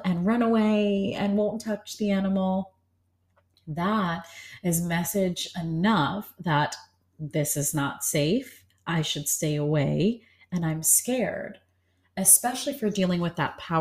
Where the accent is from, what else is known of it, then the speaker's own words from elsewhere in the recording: New York, United States; I was born and raised in New York